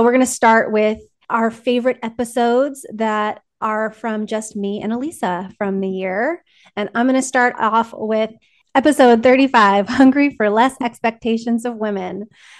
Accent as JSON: {"language": "English", "region": "California", "country": "United States", "tie": "born or raised there", "said": "So I was raised in Southern California."}